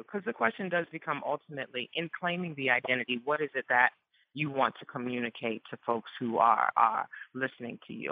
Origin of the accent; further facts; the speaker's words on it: New Orleans, Louisiana, United States; growing up first generation Ghanaian, born and raised in New Orleans